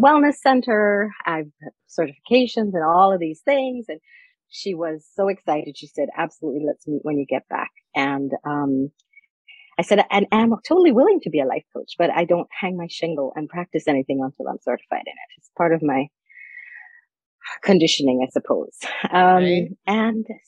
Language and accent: English; Jamaica; now in Maryland, United States; my family, I'm from Jamaica